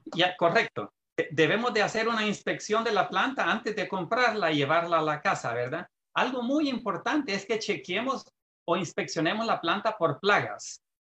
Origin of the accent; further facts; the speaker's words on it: Santa Ana, El Salvador; moved away as an adult; now in California, United States; yo soy salvadoreño, ah, nací en un departamento que se llama Santa Ana, este, ah, por haber nacido en el campo, estuve siempre en contacto con la agricultura